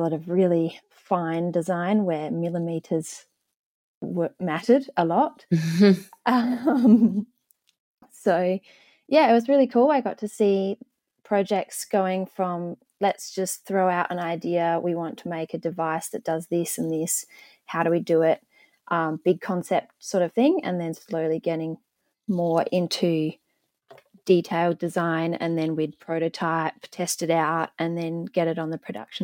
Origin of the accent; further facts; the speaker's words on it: Adelaide, South Australia, Australia; also born or lived in Melbourne; We moved to Adelaide when I was about 2 years old